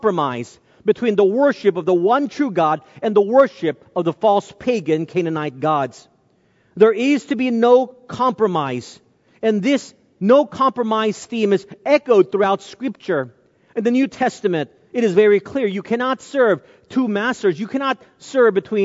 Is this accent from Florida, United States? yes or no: no; North Texas, United States; I grew up in North Texas at a time where there were very few Asians